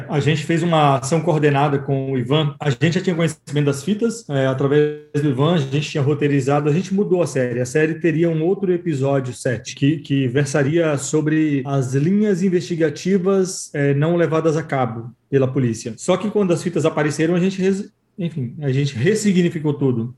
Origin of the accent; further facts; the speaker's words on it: Mairi, Bahia, Brazil; eu sou do interior da Bahia e lá na minha cidade